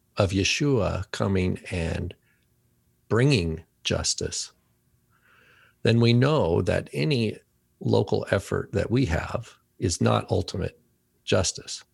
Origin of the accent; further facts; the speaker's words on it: United States; first language English; I can only speak as an American citizen 'cause I've never been, this is where I was born and this is, you know, where I b, was educated and English is my main language